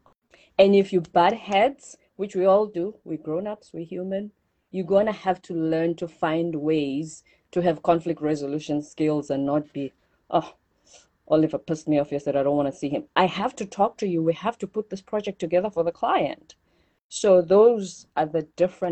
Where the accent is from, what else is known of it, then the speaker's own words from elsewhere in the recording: South Africa; moved away as an adult; also born or lived in South Korea; I come from South Africa